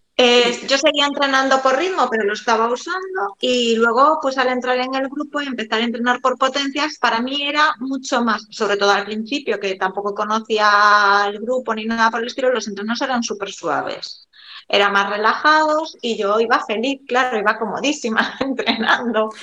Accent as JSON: {"language": "Spanish", "town": "A Coruña", "region": "Galicia", "country": "Spain", "said": "soy de, de La Coruña"}